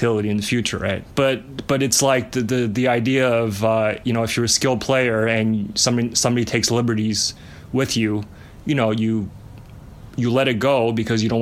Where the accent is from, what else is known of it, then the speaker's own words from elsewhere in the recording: Montreal, Quebec, Canada; also born or lived in China; I was born in China. We moved to Montreal when I was in first grade